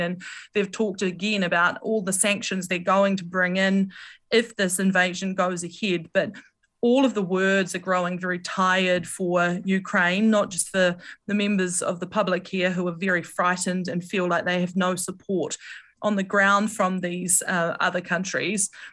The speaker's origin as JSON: {"language": "English", "country": "New Zealand", "said": "being a New Zealander"}